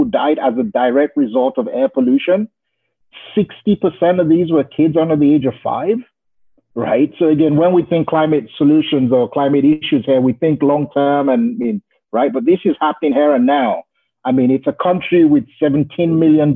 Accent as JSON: {"language": "English", "country": "Nigeria", "tie": "born or raised there", "moved": "yes", "said": "I grew up in Nigeria"}